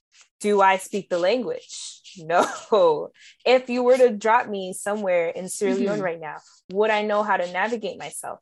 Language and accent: English; Canada; It's just the effect of being born here and being raised here.